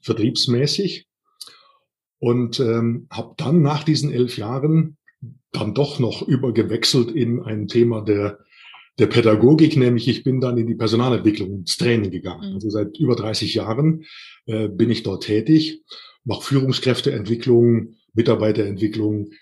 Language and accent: German; Siebengebirge, near Bonn, North Rhine-Westphalia, Germany; moved away as an adult; now in Hohenbrunn, Germany; Meine ursprüngliche Heimat ist das Siebengebirge, also oben in der Nähe von Bonn